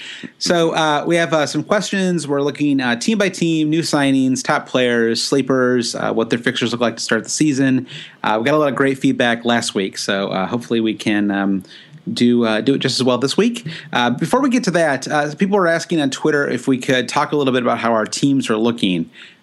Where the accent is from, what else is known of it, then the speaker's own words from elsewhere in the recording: United States; accent: American; I feel like as an American, though, I can only use an American pronunciation.